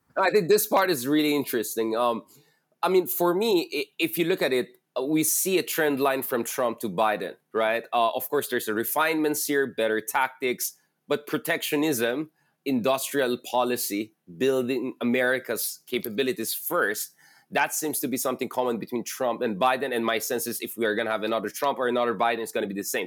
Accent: Philippines; a Filipino based in the Philippines

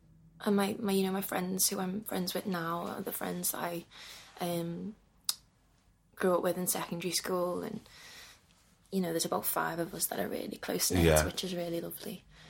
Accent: Liverpool, North West England, United Kingdom; I loved growing up in Liverpool.

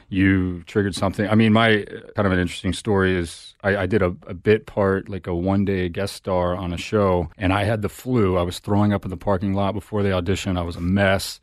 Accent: Texas, United States; now in Los Angeles, United States; I'm from Texas

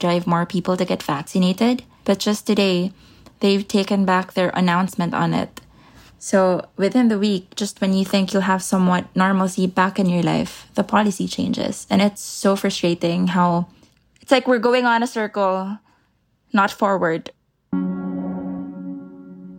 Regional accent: Manila, Metro Manila, Philippines; I'm from Manila, Philippines.

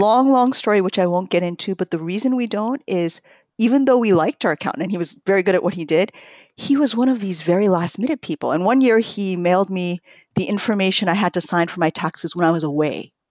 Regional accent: New York, United States; born or raised there; also born or lived in Tokyo, Japan

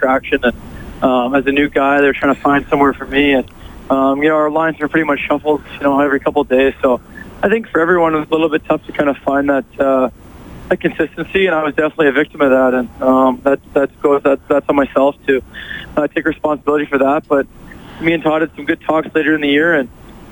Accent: Toronto, Ontario, Canada; growing up in Canada and Toronto

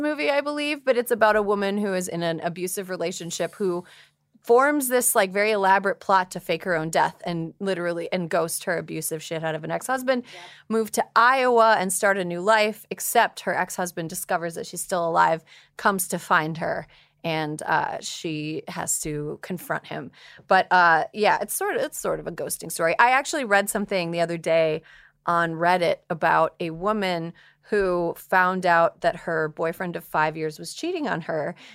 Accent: Long Island, New York, United States; I grew up in Long Island, New York

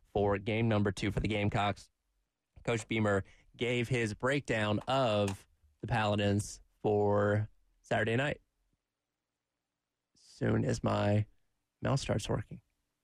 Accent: Covington, Georgia, United States; also born or lived in Columbia, South Carolina; now in South Carolina, United States; Like, I'm from Georgia, and I'm from Covington, Georgia

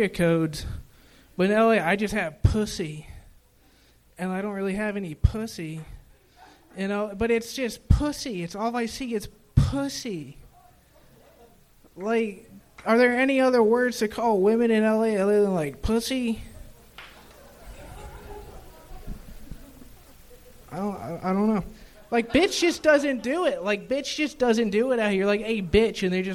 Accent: Raleigh, North Carolina, United States; moved away as an adult; now in Los Angeles, United States; Raleigh, North Carolina

